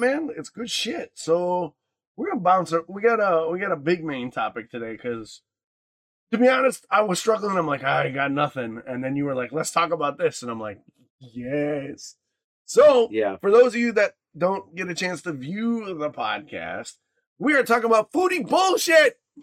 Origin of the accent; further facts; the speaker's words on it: Michigan, United States; growing up in Michigan